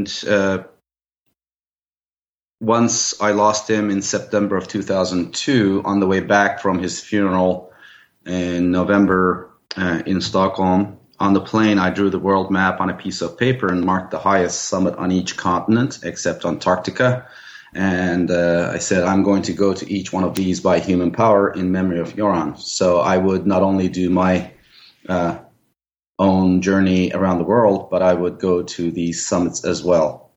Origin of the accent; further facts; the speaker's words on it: Turkey; moved away as an adult; also born or lived in Cyprus; now in Seattle, United States; I was born in Cyprus. I grew up in Turkey. Then I came to the United States in 1986 for graduate studies and ended up staying.